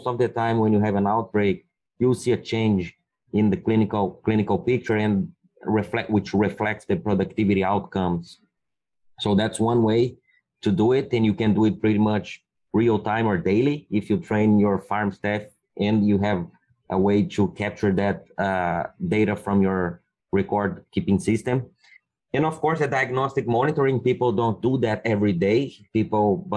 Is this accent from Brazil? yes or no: yes; Brazil; moved away as an adult; also born or lived in Minnesota, United States; now in Iowa, United States; I'm originally from Brazil.